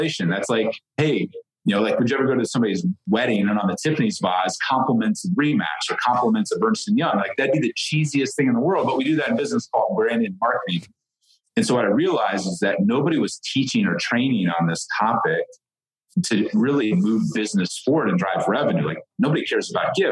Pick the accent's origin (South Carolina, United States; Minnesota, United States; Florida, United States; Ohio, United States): Ohio, United States; I grew up in the Midwest. I didn't grow up with, you know, knowing what a referral was or what an entrepreneur was, or like I grew up milking goats every morning in Ohio on a farm